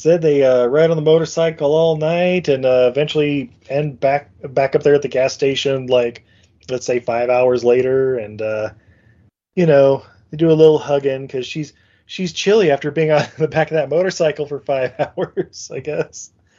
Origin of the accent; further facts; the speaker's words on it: United Kingdom; You know, because I'm British and whatnot, I guess.